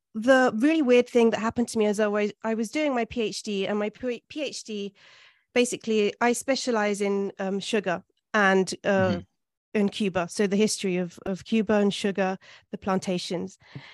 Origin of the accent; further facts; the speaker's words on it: London, United Kingdom; born there; also born or lived in Italy; I was born in London, in Hampstead, and my father is Venezuelan.